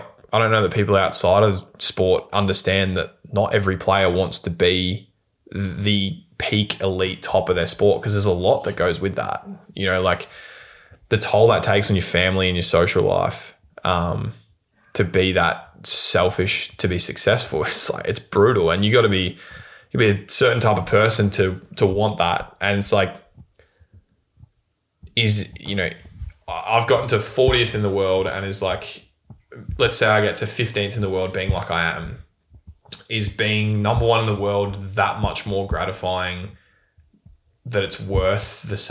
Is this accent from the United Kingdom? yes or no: no; Bendigo, Victoria, Australia; But it's like I come from Bendigo.